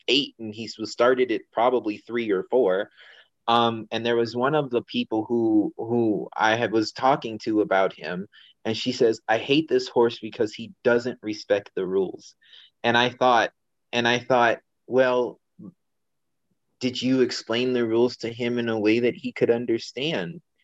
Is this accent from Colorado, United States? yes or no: yes; Denver, Colorado, United States; also born or lived in China; I am born and raised in Colorado.